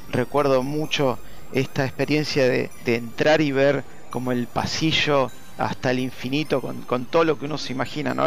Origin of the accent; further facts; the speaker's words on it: Don Torcuato, Buenos Aires Province, Argentina; Yo viví toda mi vida en Don Torcuato, zona norte